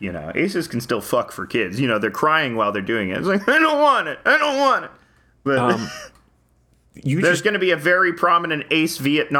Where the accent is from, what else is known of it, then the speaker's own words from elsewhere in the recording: United Kingdom; We're British.